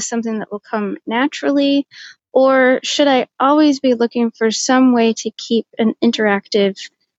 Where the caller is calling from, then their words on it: Auburn, New York, United States; I'm from Auburn, New York.